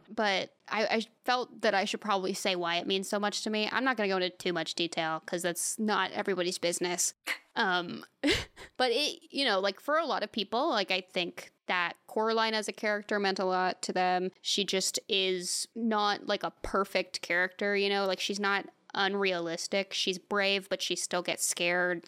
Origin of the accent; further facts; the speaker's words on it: United States; as an American